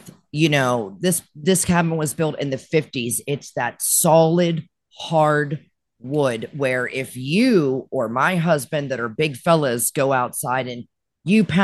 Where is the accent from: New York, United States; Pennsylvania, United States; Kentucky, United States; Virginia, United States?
Pennsylvania, United States; Western; also born or lived in Florida; now in Tennessee, United States; I was born and raised in Western Pennsylvania. No stoplight in our town.